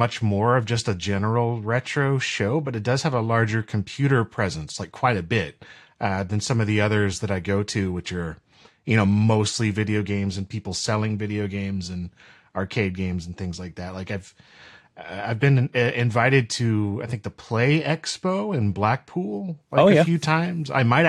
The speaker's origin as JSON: {"language": "English", "region": "North Carolina", "country": "United States", "also_born_or_lived": "St. Lucia", "said": "I'm from North Carolina originally, and then I've kind of moved around a bit to some, you know, different places within the state. Like I said, in the Caribbean for a while, actually in St. Lucia, and then came back here"}